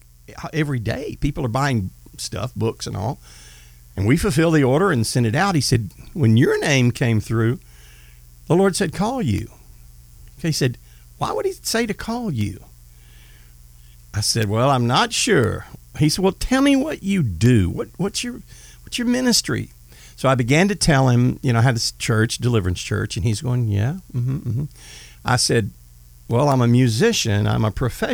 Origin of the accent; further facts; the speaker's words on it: Marshall, Texas, United States; George Foreman lived in my hometown, and it's called Marshall, Texas